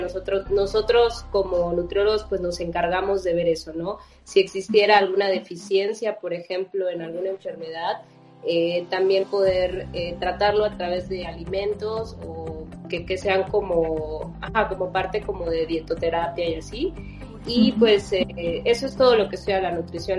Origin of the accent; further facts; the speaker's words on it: Campeche, Mexico; yo soy originaria de Campeche